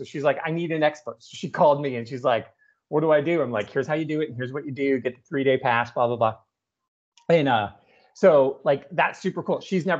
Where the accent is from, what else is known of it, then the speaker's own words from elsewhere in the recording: England, United Kingdom; because we're both English, we're both teachers